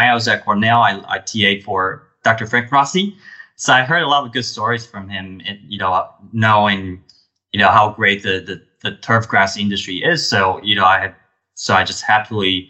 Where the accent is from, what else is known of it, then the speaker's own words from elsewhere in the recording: Taipei, Taiwan; moved away as an adult; also born or lived in Dijon, France; now in United States; I came from Taiwan. I grew up in a city, Taipei. It's the capital of Taiwan.